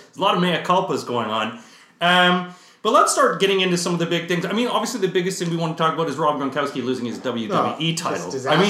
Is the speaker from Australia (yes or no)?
no; Canada; as a hockey fan, as a Canadian